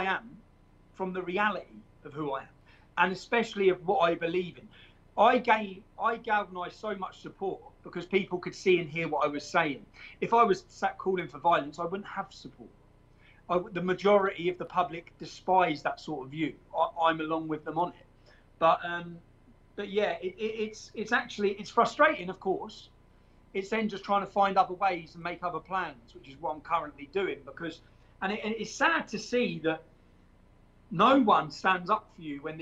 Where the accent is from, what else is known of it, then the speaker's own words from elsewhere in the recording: Luton, East of England, United Kingdom; Luton, my hometown